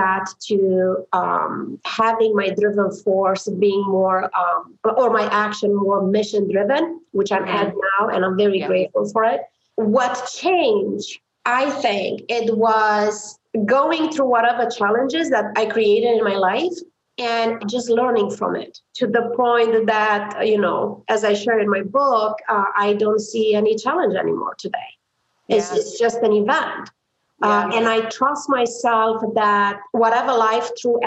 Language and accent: English; Transylvania, Romania; English is a second language; moved away as an adult; also born or lived in New Zealand; now in United States; growing up in Romania, not a lot of people know what Romania is, but I like to say, you know, I'm from Transylvania